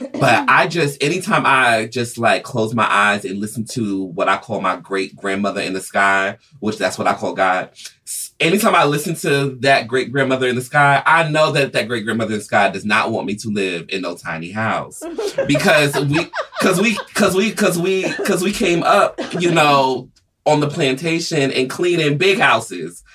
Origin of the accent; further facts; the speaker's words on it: Atlanta, Georgia, United States; I'm originally, I grew up in Atlanta